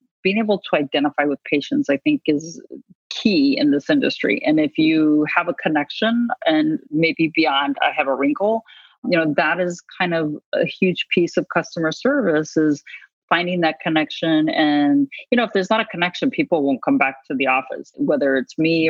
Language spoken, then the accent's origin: English; New Mexico, United States; also born or lived in Chicago / Oklahoma; I'm from New Mexico originally. And my mother moved to Oklahoma.